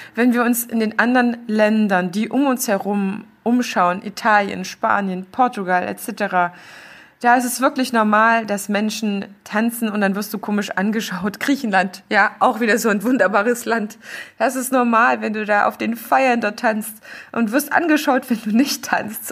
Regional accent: Thuringia, Germany; moved away; aus meiner alten Heimat Thüringen Erfurt, Jena und Umgebung

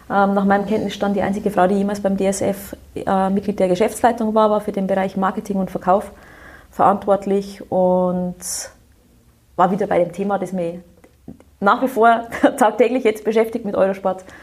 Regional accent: Bavaria, Germany; Ich bin im Bayerischen Wald aufgewachsen, also ein äh, durchaus

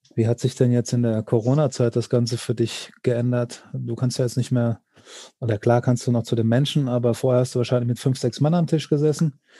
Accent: Hesse, Germany; bei uns in Hessen

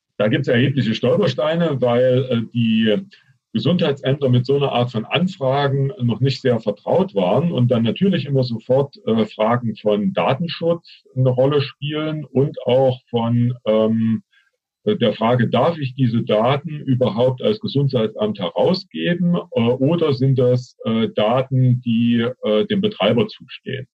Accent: Thuringia, Germany; Ich bin Thüringer

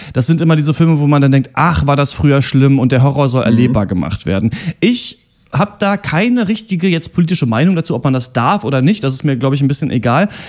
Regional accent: Germany; Gerade als Deutsche

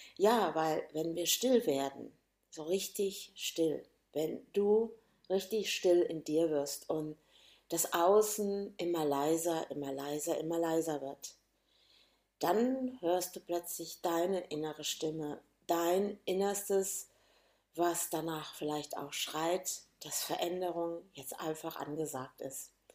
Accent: Gönnern, Hesse, Germany; also born or lived in Hannover, Lower Saxony; bin dann nach Gönnern, heißt übrigens dieser Ort, wo ich herkomme

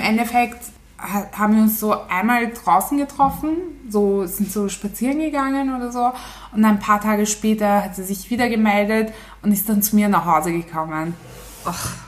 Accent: Turkey; ich bin eine echte Türkin

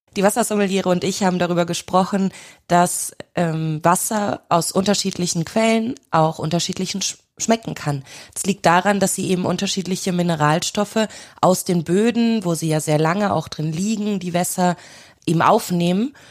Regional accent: near Cologne, North Rhine-Westphalia, Germany; now in Austria; ich komme aus der Nähe von Köln

